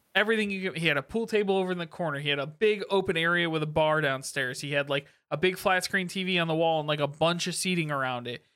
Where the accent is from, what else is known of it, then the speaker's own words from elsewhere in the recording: Midwest, United States; we grew up in the Midwest